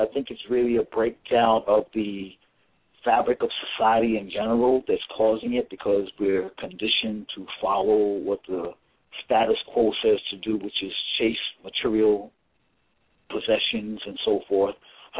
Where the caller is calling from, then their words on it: New York City, New York, United States; New York